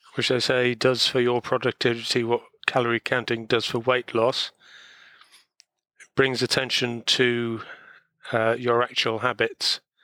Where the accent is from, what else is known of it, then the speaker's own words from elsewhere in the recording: Wales, United Kingdom; being Welsh